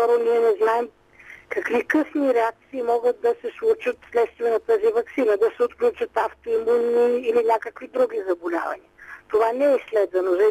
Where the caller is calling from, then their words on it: Sofia, Sofia City, Bulgaria; Здравейте … от София съм.